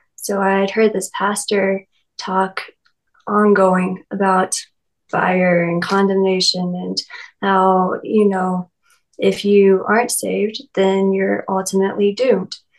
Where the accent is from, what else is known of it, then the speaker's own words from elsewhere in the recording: Lexington, Kentucky, United States; I was raised in the Bible Belt. I'm from Lexington, Kentucky, and I've lived in a few small towns around that area.